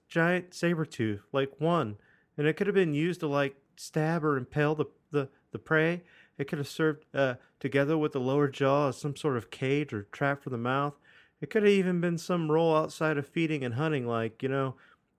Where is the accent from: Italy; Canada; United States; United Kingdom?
Italy; I come from Italy, but salads aren't a thing there.